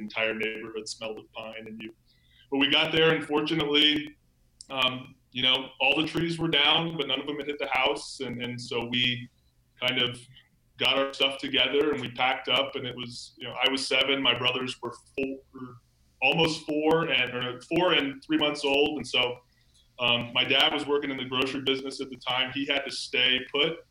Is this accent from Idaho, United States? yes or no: no; Charleston, South Carolina, United States; I was uh, seven years old in Charleston, South Carolina